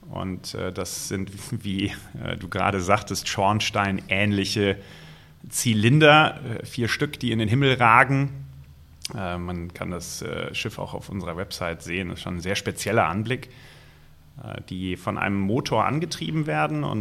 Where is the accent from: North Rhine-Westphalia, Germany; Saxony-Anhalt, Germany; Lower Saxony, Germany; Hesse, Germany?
Hesse, Germany; Ich bin in der Nähe von Frankfurt aufgewachsen. Der Main diente nicht unbedingt als Inspirationsquelle.